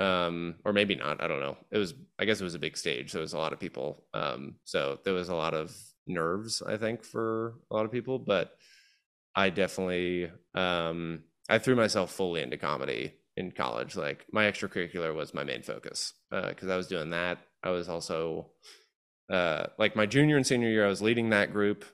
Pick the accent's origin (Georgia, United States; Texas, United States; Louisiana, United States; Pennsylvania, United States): Georgia, United States; moved away as an adult; also born or lived in Chicago; I grew up in Georgia